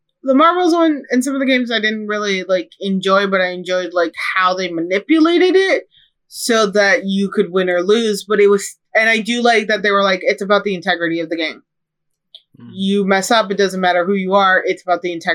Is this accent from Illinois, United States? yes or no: yes; Chicago, Illinois, United States; accent: Chicago; moved away; my Chicago accent